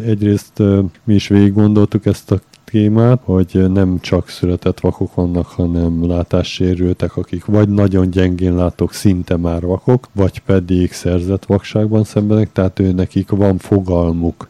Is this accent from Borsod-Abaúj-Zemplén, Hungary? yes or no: no; Budapest, Hungary; moved away; also born or lived in Budakalász / Szentendre; Mi alapvetően Budapesten születtünk, aztán a vállalkozásunk Budakalászhoz kötött minket